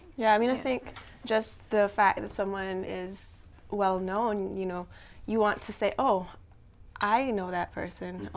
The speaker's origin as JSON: {"language": "English", "country": "Cayman Islands", "said": "I'm from the Cayman Islands"}